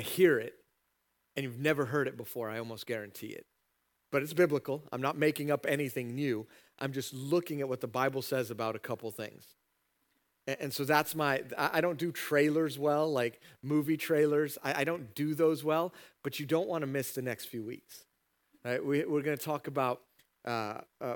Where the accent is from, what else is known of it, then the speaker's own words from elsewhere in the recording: United States; as an American